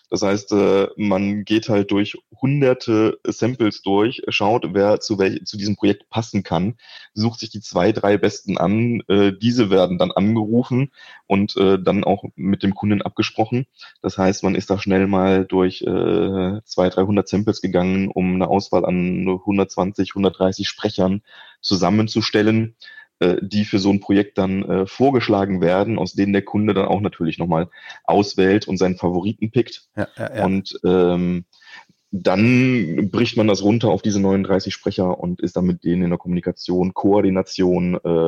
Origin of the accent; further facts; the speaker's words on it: Wallonia, Belgium; Also wenn man im, im deutschsprachigen Raum in Belgien aufwächst, äh, geht man normalerweise aus dem Abitur